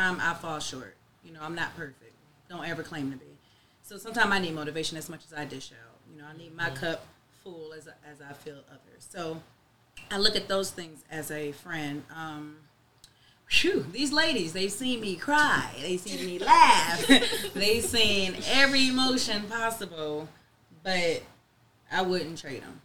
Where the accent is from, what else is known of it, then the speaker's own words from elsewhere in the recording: Cleveland, Ohio, United States; now in Charlotte, United States; I'm originally from Cleveland